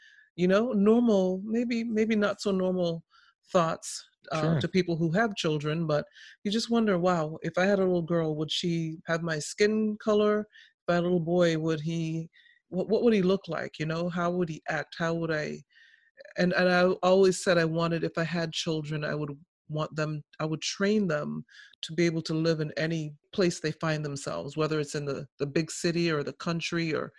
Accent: Boston, Massachusetts, United States; I grew up in Boston, just outside of Boston. So, you know, you learn how to fend for yourself, you know?

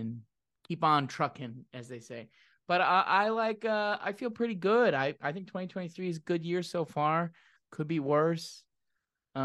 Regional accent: Michigan, United States; now in Nashville, United States; I'm from Michigan, but I live in Nashville, Tennessee.

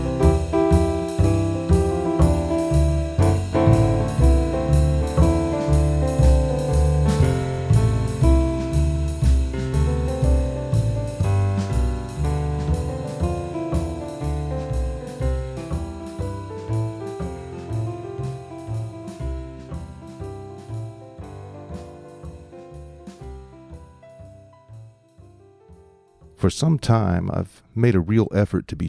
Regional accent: the South, United States; accent: southern; my southern accent

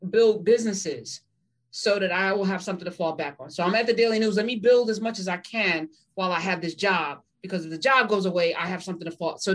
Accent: Jamaica; You know, I'm Jamaican, so that's hysterical.

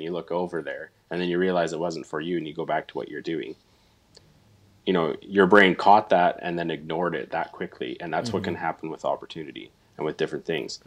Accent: Northern Alberta, Canada; moved away as an adult; now in Fort St. John, Canada; born and raised in Northern Alberta, so it's not too far from home.

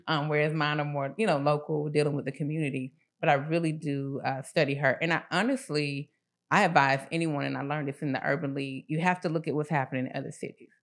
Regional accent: Atlanta, Georgia, United States; I grew up in the Swats

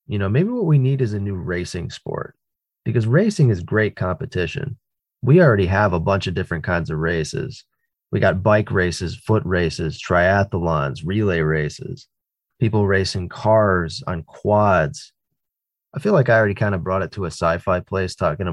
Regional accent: East Coast of the United States, United States; I grew up on the East Coast of the United States.

